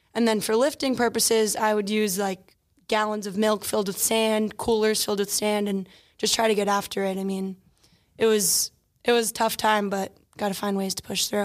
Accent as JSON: {"language": "English", "area": "Long Island", "region": "New York", "country": "United States", "tie": "born or raised there", "said": "I grew up in Garden State, Long Island"}